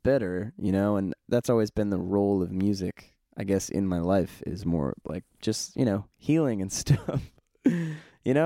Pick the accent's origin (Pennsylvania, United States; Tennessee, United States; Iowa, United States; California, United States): California, United States; we're from California